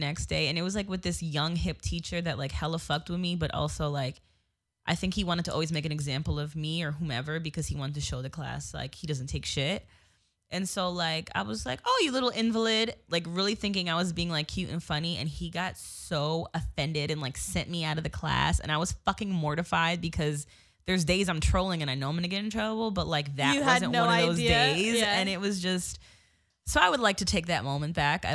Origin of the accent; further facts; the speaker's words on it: New Jersey, United States; moved away; I grew up in New Jersey my whole life